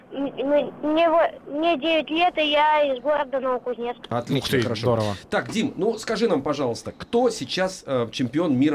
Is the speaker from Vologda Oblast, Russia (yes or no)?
yes; Cherepovets, Vologda Oblast, Russia; 11 лет, я из Череповца.